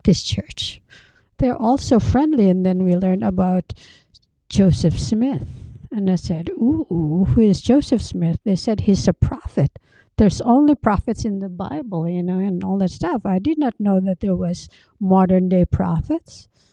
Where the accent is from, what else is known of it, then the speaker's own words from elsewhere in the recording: Philippines; moved away as an adult; also born or lived in Baguio; now in United States; I was born and raised in the Philippines